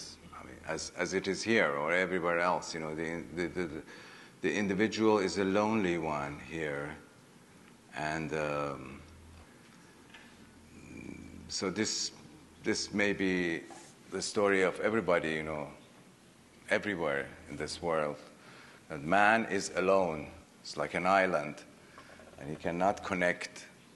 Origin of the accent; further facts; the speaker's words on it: Iran; English is a second language; don't forget that I come from Iran all the way, you know, up to here.